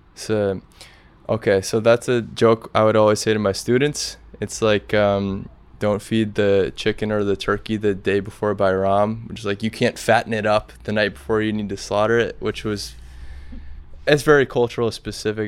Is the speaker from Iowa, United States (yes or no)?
yes; Grinnell, Iowa, United States; moved away as an adult; also born or lived in Kosovo; now in Saranda, Albania; I'm from Grinnell, Iowa.